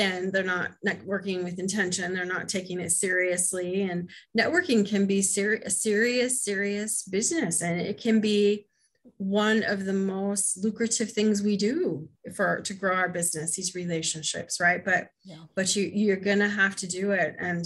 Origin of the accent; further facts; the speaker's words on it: Midwest, United States; accent: Midwest; So I'm on there with my Midwest accent